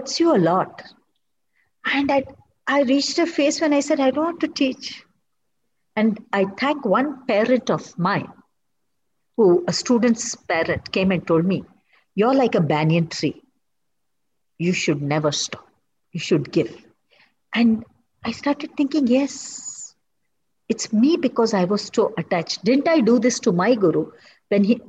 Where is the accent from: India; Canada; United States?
India; Kannada, Karnataka; first language Kannada; English is a second language; Telugu, I can't enjoy it as much as my mother tongue. It's my mother tongue